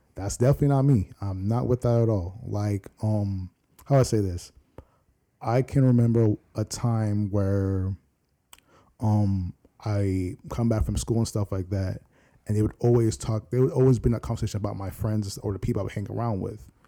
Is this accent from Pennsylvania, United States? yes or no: no; Virginia Beach, Virginia, United States; also born or lived in Norfolk, Virginia; I was born in Norfolk, but raised in Virginia Beach